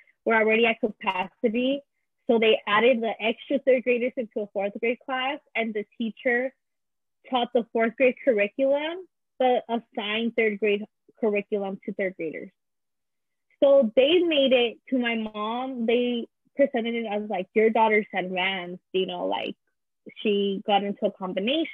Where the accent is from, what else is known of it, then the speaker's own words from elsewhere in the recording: Visalia, California, United States; first language Spanish; English is a second language; also born or lived in Azusa, California; I moved to Visalia in December of my first semester in third grade